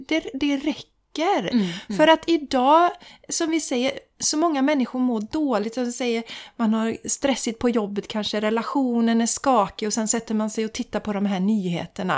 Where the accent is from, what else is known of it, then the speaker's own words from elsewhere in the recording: Sweden; jag och min svägerska, vi var de enda från Sverige